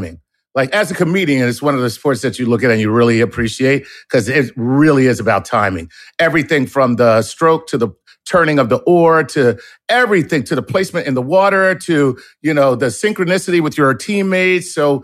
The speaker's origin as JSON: {"language": "English", "town": "Philadelphia", "region": "Pennsylvania", "country": "United States", "said": "I'm from Philly"}